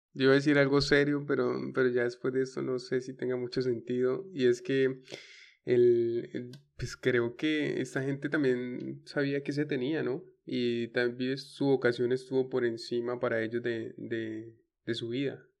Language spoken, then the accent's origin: Spanish; Caquetá, Colombia